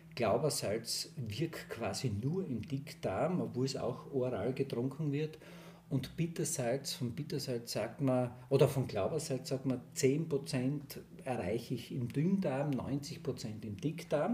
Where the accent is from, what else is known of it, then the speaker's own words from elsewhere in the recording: southern Styria, Austria; ich komme aus der Steiermark, Südsteiermark